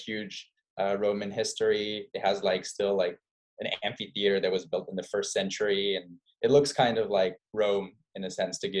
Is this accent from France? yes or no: yes; Arles, Provence-Alpes-Côte d'Azur, France; moved away as an adult; also born or lived in Paris, France / New York, United States; now in Rotterdam, Netherlands; France. I left when I was like 24. And yeah, I was born in southeast of France near Marseille in a town called Arles